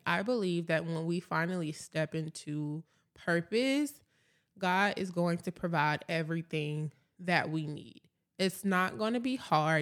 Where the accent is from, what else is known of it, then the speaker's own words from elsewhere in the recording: Atlanta, Georgia, United States; now in Dallas, United States; I'm originally from Atlanta, Georgia